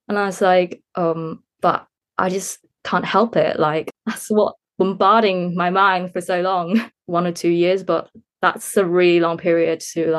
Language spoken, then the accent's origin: English; Hong Kong; English is a second language; Yes. It's actually in the curriculum. It's mandatory to learn English.